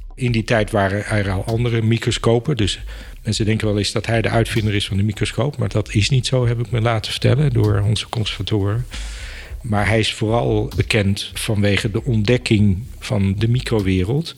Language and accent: Dutch; Apeldoorn, Gelderland, Netherlands; also born or lived in Enschede; In Apeldoorn ben ik opgegroeid. Ik eh, ben geboren in Enschede, dus ik ben een tukker. Maar eh, opgegroeid in Apeldoorn. Vanaf vier jaar heb ik in Apeldoorn gewoond.